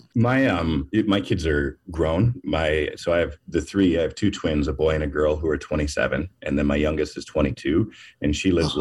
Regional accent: Minneapolis, Minnesota, United States; I'm from Minneapolis.

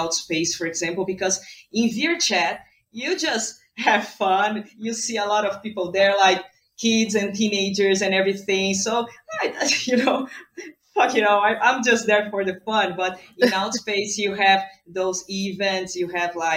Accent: Brazil; I'm from Brazil

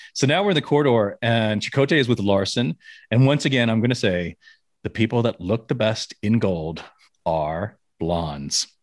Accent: Memphis, Tennessee, United States; now in Las Vegas, United States; growing up in Memphis, Tennessee

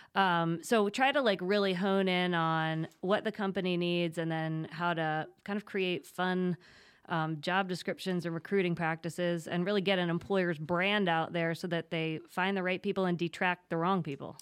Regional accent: State College, Pennsylvania, United States; moved away as an adult; also born or lived in New York City; now in Wilmington, United States; I'm from Pennsylvania, grew up in State College, proud Penn Stater

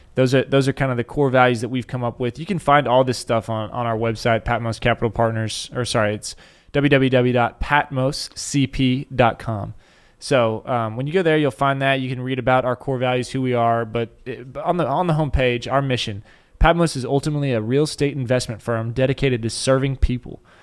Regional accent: Dallas, Texas, United States; born and raised in Dallas

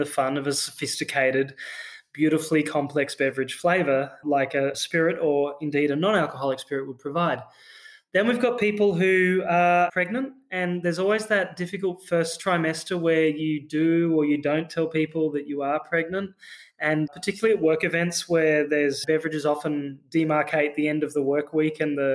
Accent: Australia; accent: Australian; You can probably hear in my accent, I'm an Australian founder as well.

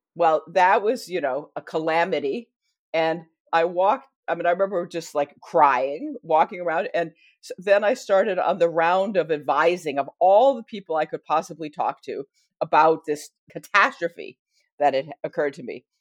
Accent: United States; accent: American; my American accent

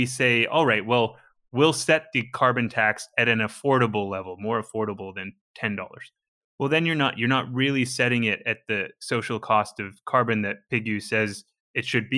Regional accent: British Columbia, Canada; I'm from British Columbia, Canada

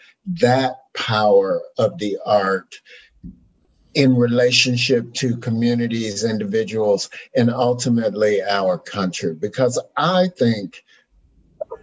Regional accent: United States; as a Black man growing up in America

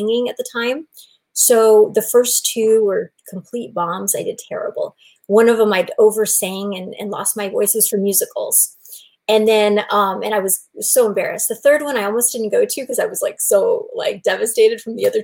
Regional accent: Bay Area, Silicon Valley, Northern California, United States; I grew up in Northern California in the Bay Area, Silicon Valley

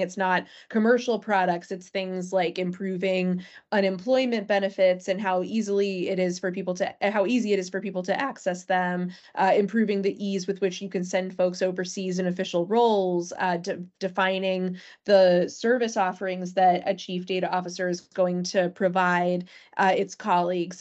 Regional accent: Natick, Massachusetts, United States; my hometown, for instance, Natick, Massachusetts

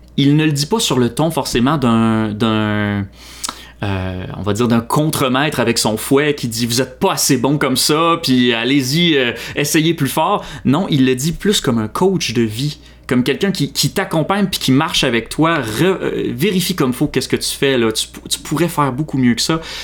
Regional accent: Mascouche, Quebec, Canada; also born or lived in Montreal; je suis né à Montréal, mais j'ai grandi toute ma vie à Mascouche

